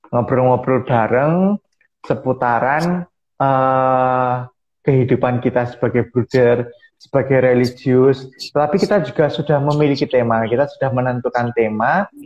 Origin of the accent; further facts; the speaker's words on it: Wonogiri, Central Java, Indonesia; Asal saya dari Wonogiri, Paroki Santo Ignatius Danang.